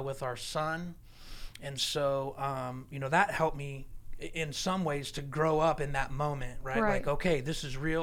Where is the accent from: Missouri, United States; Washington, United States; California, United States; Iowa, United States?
California, United States; Southern; I lived real close to Mexico. I'm from Southern California